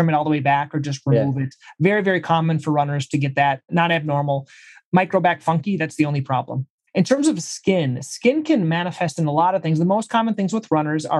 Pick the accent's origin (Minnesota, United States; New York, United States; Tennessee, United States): Minnesota, United States; moved away as an adult; also born or lived in Brazil; I'm from Minnesota originally